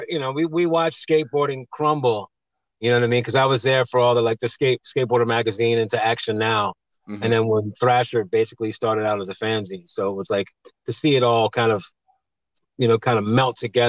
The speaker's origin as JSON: {"language": "English", "town": "Wilmington", "region": "Delaware", "country": "United States", "tie": "born or raised there", "also_born_or_lived": "Philadelphia, Pennsylvania", "said": "I was going back and forth from Wilmington, Delaware to Philadelphia. My mom lives in Philly and I live with my dad in Wilmington."}